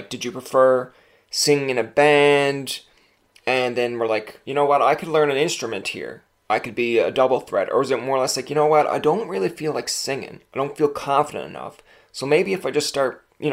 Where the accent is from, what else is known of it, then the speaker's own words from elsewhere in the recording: Newfoundland and Labrador, Canada; I can say this as a Newfoundlander